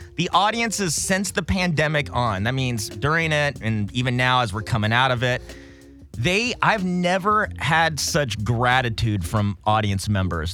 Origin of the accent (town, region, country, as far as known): Los Alamitos, California, United States; born or raised there; also born or lived in Corona, California / San Jose, California